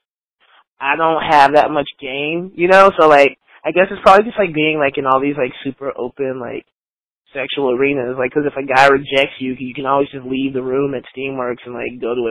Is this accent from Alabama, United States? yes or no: yes; Triana, Alabama, United States; now in Oakland, United States; I grew up in Triana, Alabama